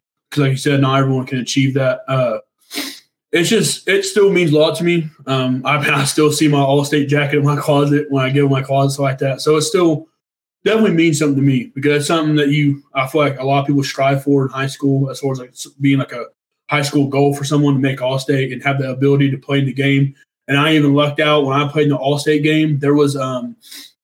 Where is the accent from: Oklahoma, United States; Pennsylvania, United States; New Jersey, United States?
Oklahoma, United States; Noble; now in Edmond, United States; I'm from Noble, Oklahoma, which is like 45 minutes south of Edmonds